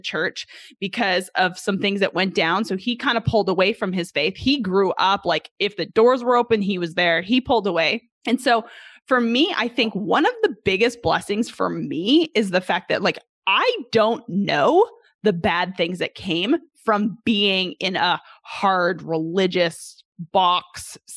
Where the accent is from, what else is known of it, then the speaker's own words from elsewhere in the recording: Canada; moved away as an adult; now in Arkansas, United States; I'm originally from Canada. For those who don't know, originally from Canada, I moved down here when I was 20 years old to play college golf, 21.